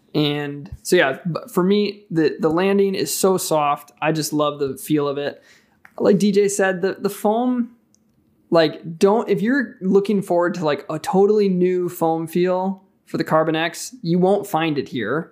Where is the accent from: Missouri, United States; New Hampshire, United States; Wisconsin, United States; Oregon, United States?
Wisconsin, United States; I'm from Wisconsin